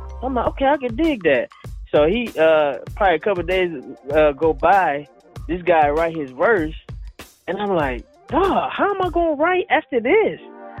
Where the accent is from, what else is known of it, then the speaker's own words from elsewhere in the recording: Detroit, Michigan, United States; You know, especially them being out of Detroit, so you know that was really our home.